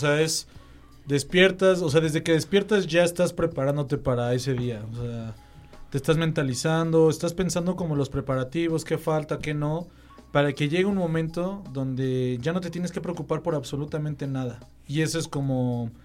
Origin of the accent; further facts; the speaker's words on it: State of Mexico, Mexico; yo también soy del Estado